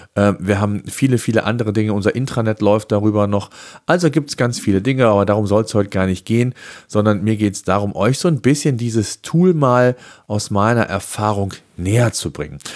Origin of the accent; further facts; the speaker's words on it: Germany; bei uns in Deutschland